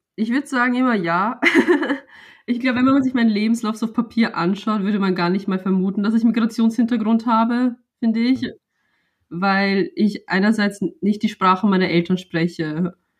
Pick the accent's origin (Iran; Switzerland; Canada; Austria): Austria; Vienna; also born or lived in United States; seitdem ich vier Jahre alt bin, hier lebe und hier aufgewachsen bin, ist das ja auch mein Zuhause